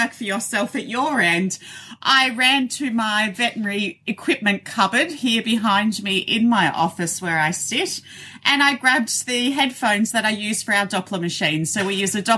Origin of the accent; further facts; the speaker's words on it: Australia; accent: Australian; You have my Australian accent.